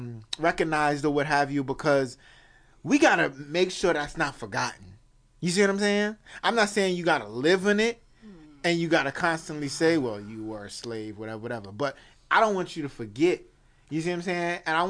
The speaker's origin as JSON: {"language": "English", "country": "United States", "said": "But I still got love for my brothers and sisters over there. You know what I'm saying? But I'm American."}